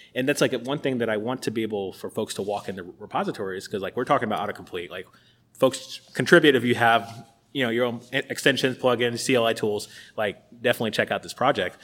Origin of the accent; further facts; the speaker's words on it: Tampa, Florida, United States; moved away; I'm from Tampa, it's the University of South Florida